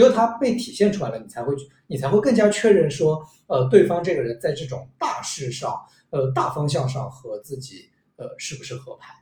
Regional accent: Shanghai, China; 生活在上海，然后我又是一个上海土著， 土生土长的上海土著

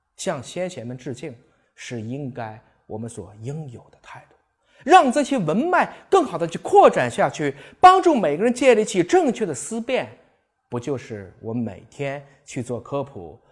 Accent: China; 我是一个中国人。我说的是中国话，吃的是中国饭，装的是中国心

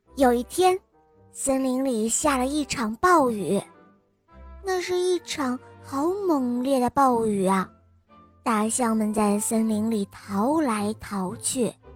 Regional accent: Henan, China; 我来自河南

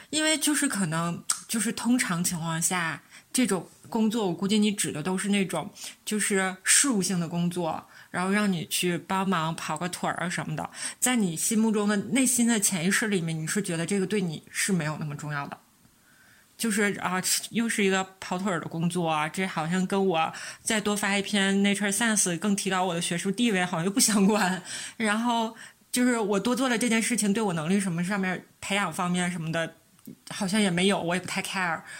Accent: Northeast China, China; 我们是三个来自东北的 ladies

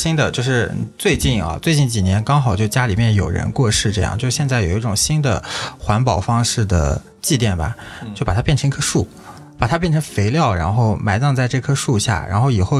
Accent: Inner Mongolia, China; 啊！我是内蒙古，我家乡是内蒙古，我不是内蒙古。然后就嗯，逐年有一些这种轻工业或者化工业的一些工厂迁到我们那里办公

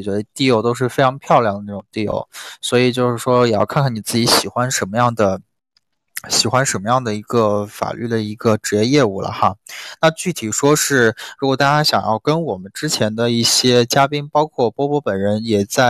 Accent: Xiamen, Fujian, China; 哇，小林居然是福建人，我是厦门人啊！

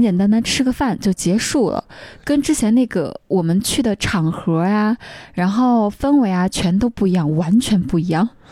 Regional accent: Xinxiang, Henan, China; moved away; 我是河南人嘛， 所以我去郑州出差离我们家新乡很近的

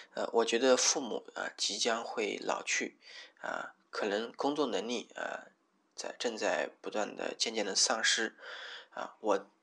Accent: Hubei, China; moved away as an adult; also born or lived in Wuhan; now in Shenzhen, China; 我老家在湖北。我从，呃，跑到了武汉去读书，啊，那当然那个是必须的啊，啊，我又跑到了这个深圳这边来

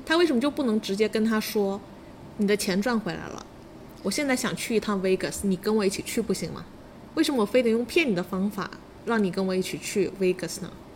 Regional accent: China; 我们中国人

